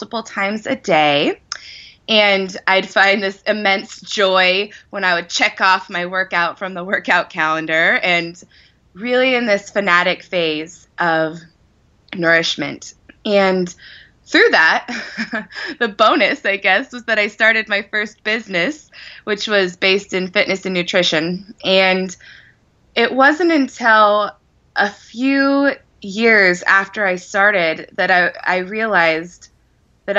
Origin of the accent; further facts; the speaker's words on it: Wyoming, United States; I grew up in Wyoming